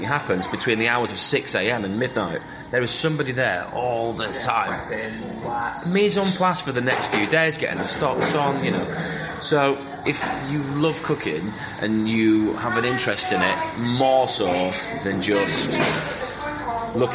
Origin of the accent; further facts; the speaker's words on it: Leeds, Yorkshire and the Humber, United Kingdom; I grew up on Sunday roasts in the arsehole of Leeds with my grandparents and my parents